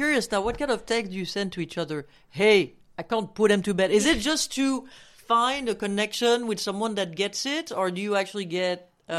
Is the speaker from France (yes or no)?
yes; France; now in United States; from France